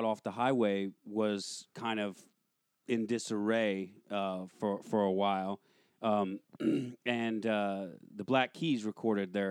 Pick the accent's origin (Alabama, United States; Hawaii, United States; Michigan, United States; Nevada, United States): Alabama, United States; Russellville; moved away as an adult; also born or lived in New York; now in Los Angeles, United States; Originally, I'm from Alabama